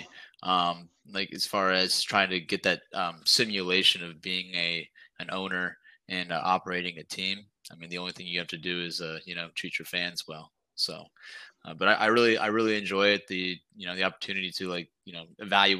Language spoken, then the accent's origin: English; Columbus, Ohio, United States; I was born and raised in Columbus